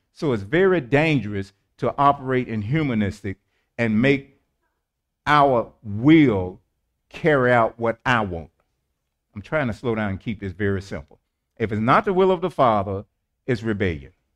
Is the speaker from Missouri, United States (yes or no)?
yes; St. Louis, Missouri, United States; I was born in Saint Louis, Missouri, the Show Me State, Homer G. Hospital